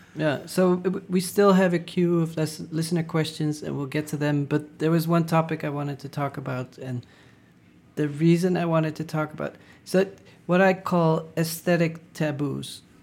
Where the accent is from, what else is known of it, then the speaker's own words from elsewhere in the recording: Netherlands; moved away; I didn't feel like I was so super Dutch